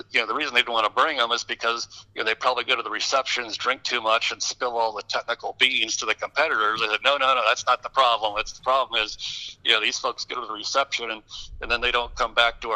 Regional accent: Detroit, Michigan, United States; I grew up in the Detroit area

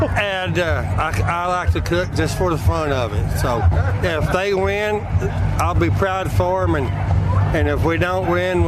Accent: Monahans, Texas, United States; From Monahan, Texas.

